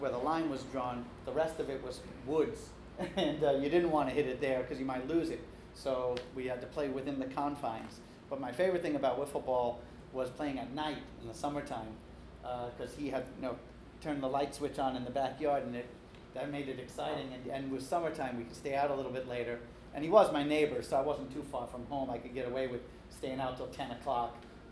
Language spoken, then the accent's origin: English; Long Island, New York, United States; I grew up on Long Island, so it's a little different than what they're talking about in the city. I was born in the city, but we moved out to the island in time for me to start playing ball